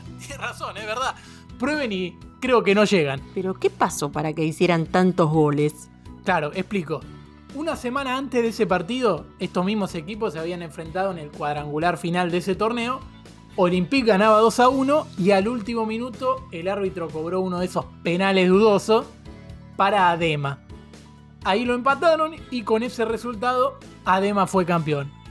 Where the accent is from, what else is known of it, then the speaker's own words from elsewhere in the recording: San Luis, Argentina; Eh, tengo 20 años y soy de San Luis, capital.